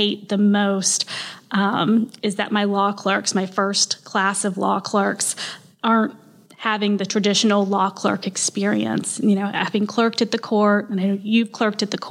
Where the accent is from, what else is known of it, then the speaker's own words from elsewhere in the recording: Tallahassee, Florida, United States; also born or lived in Gainesville; I was born here, Tallahassee, raised here